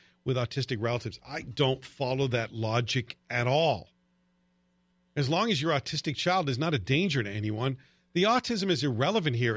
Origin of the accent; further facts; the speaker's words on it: near Glasgow, Scotland, United Kingdom; moved away; when I lived near Glasgow when I was a kid.